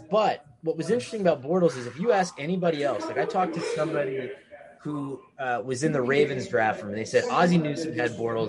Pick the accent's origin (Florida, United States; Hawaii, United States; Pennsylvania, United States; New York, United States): Pennsylvania, United States; Scranton; born or raised there